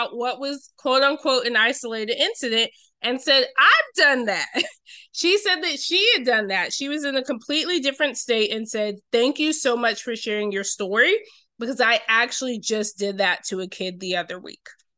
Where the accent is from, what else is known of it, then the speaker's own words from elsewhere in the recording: Roswell, Georgia, United States; now in Durham, United States; where I grew up in Roswell, Georgia